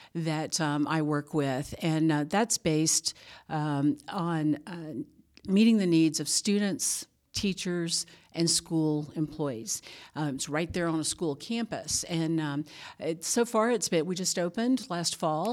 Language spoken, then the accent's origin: English; Louisiana, United States; moved away as an adult; now in Georgia, United States; I grew up in Louisiana